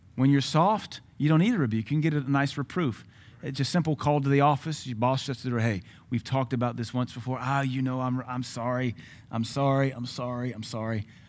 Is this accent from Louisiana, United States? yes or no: yes; Baton Rouge, Louisiana, United States; when I grew up in Baton Rouge